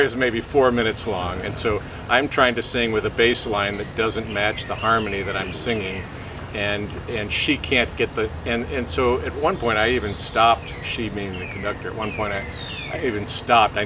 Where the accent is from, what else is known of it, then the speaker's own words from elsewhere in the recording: Springfield, Illinois, United States; my hometown, Springfield, Illinois